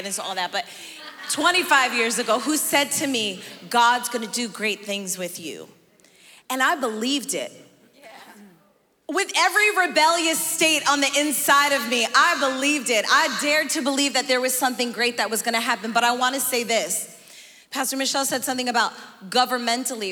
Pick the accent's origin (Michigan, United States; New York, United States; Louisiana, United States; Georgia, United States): New York, United States; New York City; born or raised there; also born or lived in Bogotá, Colombia